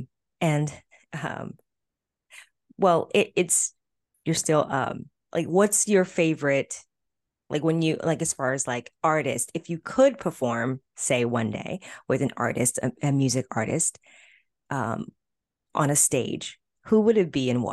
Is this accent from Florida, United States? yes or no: yes; Florida, United States; I'm from Florida. I grew up in Florida